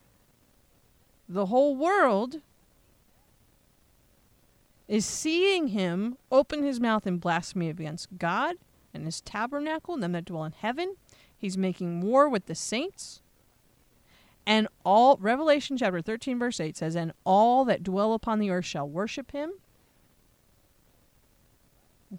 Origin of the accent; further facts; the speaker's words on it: United States; as an American